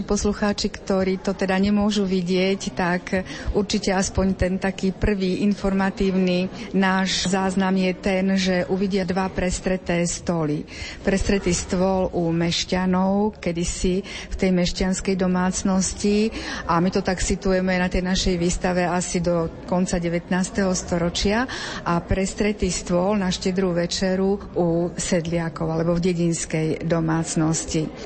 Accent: eastern Slovakia, Slovakia; u nás na východe sa tomu hovorilo bobajky

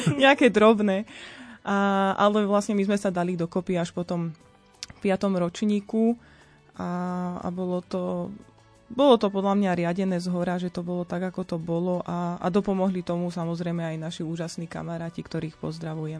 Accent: Nová Bošáca, Trenčín Region, Slovakia; ja som e, z Novej Bošáce, to je malebná dedinka v Bielých Karpatoch. E, je to vlastne novomeský okres.

